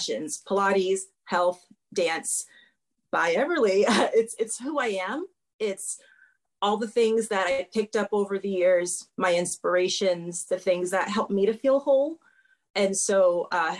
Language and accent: English; Florida, United States; moved away as an adult; also born or lived in Miami, Florida; now in Norfolk, Virginia, United States; I'm from Florida, so a large amount of the population of people who I was around and dealt with were people who spoke another language than me naturally at home